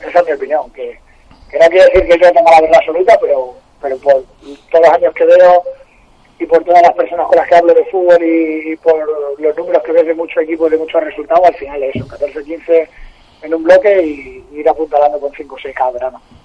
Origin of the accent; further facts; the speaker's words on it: Arroyo de San Serván, Extremadura, Spain; club de mi pueblo